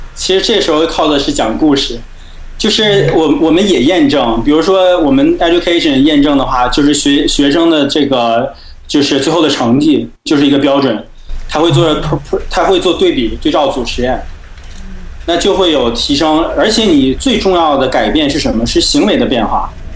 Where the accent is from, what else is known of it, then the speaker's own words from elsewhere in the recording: China; 我们中国人